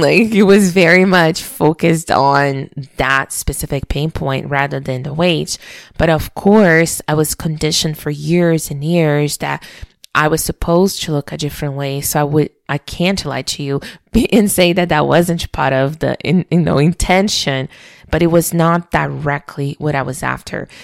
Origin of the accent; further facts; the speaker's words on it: Brazil; moved away as an adult; being born and raised in Brazil